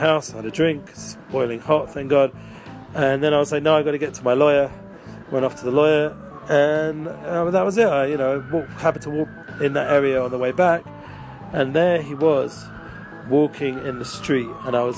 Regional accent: England, United Kingdom; accent: English; moved away as an adult; growing up in England

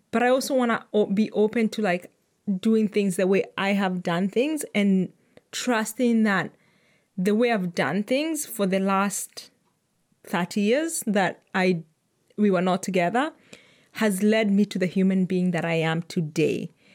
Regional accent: Kenya; as a Kenyan

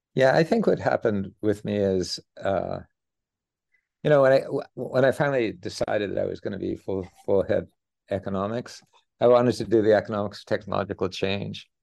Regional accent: Edmonton, Alberta, Canada; I grew up in Edmonton, Alberta

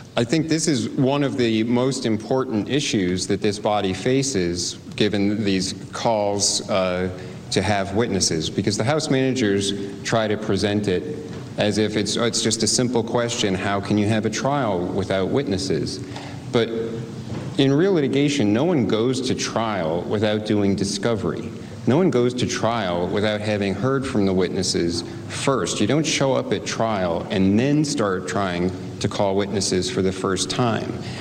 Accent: West Virginia, United States; I'm West Virginia

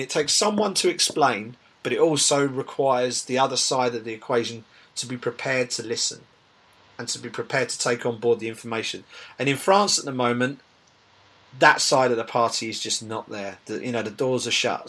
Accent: United Kingdom; as British MMA fans

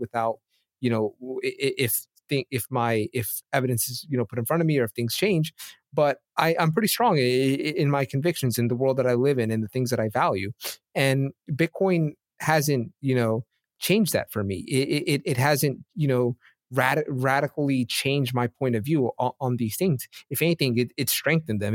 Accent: United States; I'm from America

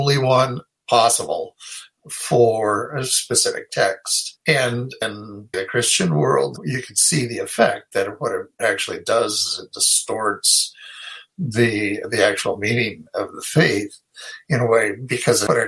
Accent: Idaho, United States; moved away; I'm from Idaho

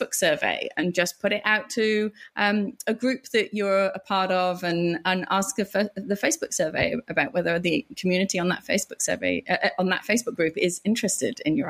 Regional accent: England, United Kingdom; now in Australia; I'm English, and you know, I've come here

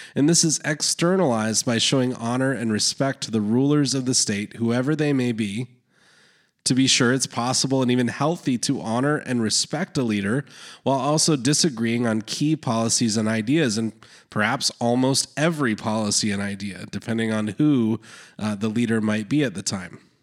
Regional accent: Canada; I was born in Canada

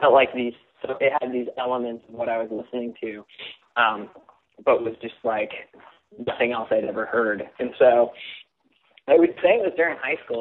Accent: Simi Valley, California, United States; I grew up in Simi Valley, California, which is uh, west of Los Angeles

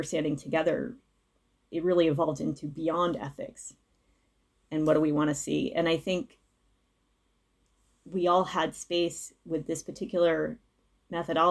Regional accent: Providence, Rhode Island, United States; moved away as an adult; also born or lived in Chicago; I'm actually from the Providence area.

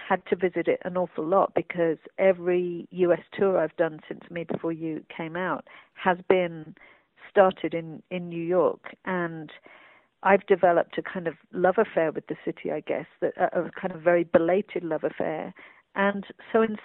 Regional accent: London, United Kingdom; I grew up in London

